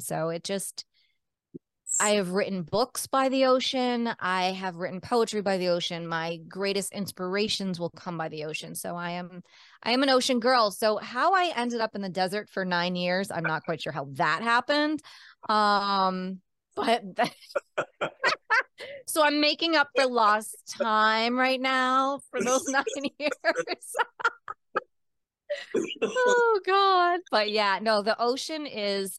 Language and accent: English; Cape Cod, Massachusetts, United States; also born or lived in Baltimore, Maryland / Rhode Island / Colorado; I was born in Baltimore, Maryland, and grew up on Cape Cod, which is an island south of Boston in Massachusetts, surrounded by the ocean